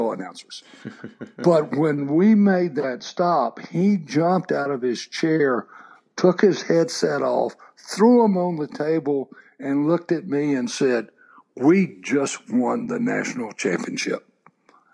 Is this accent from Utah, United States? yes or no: no; Texas, United States; I grew up in Texas